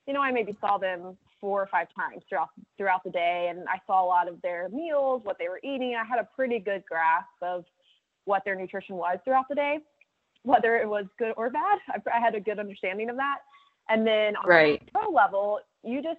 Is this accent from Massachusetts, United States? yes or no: no; Dallas, Texas, United States; moved away as an adult; also born or lived in Auburn, Alabama / Bloomington, Indiana; I grew up in Dallas